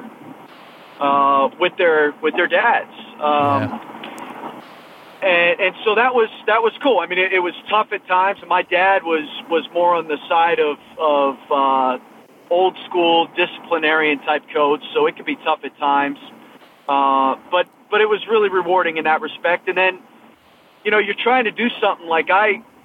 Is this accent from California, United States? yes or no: no; Massachusetts, United States; I grew up in Massachusetts